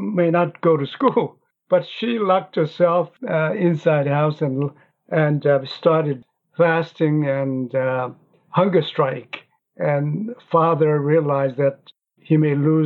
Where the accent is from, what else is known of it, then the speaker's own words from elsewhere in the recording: Pyongyang, North Korea; English is a second language; now in South Korea; I was born in North Korea, and I was born in Pyongyang, in North Korea, the capital city.